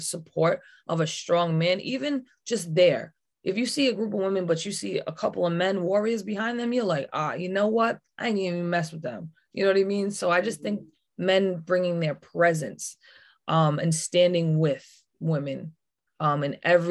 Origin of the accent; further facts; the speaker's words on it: United States; where I'm from Wampanoag Nation, women run things